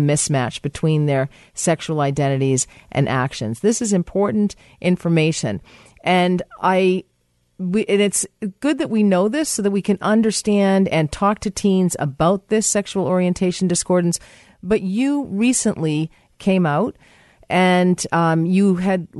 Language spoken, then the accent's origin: English; Boston, Massachusetts, United States; moved away; my hometown